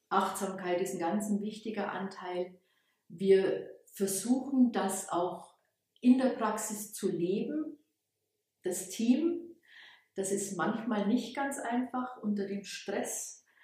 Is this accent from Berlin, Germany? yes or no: no; Bavaria, Germany; now in Ulm, Germany; So hat es mich hierher verschlagen. Ursprünglich komme ich aus der Oberpfalz und habe dann hier in, in Ulm studiert